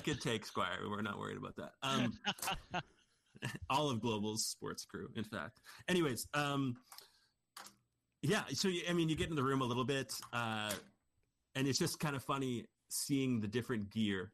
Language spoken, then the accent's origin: English; Canada; we're Canadian